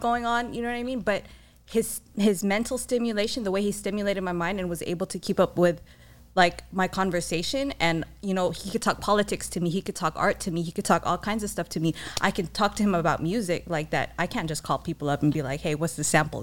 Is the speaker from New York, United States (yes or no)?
no; San Diego, California, United States; I'm born and raised in San Diego